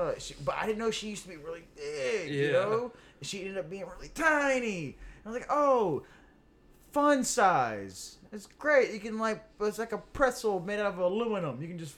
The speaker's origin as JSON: {"language": "English", "town": "Elizabeth", "region": "Louisiana", "country": "United States", "tie": "born or raised there", "also_born_or_lived": "Oakdale", "said": "I grew up in Elizabeth"}